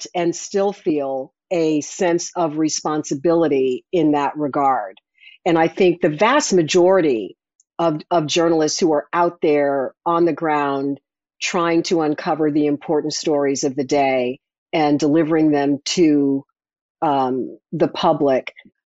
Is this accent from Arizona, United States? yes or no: no; Chicago, Illinois, United States; moved away; I grew up in Chicago listening to the scoreboard go off